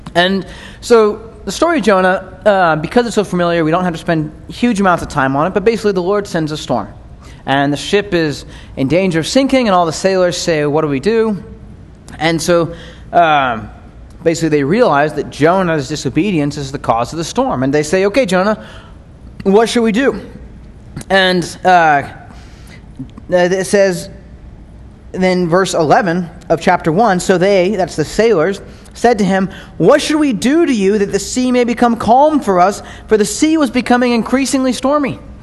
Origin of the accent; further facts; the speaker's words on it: United States; as American Christians